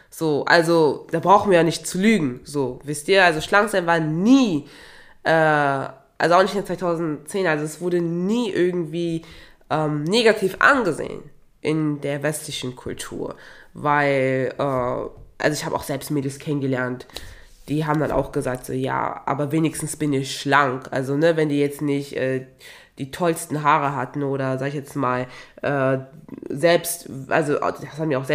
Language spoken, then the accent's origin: German; Togo; ich komme ja auch ursprünglich aus Togo und in Togo und auch in Nachbarländern wie in Ghana, Benin und Nigeria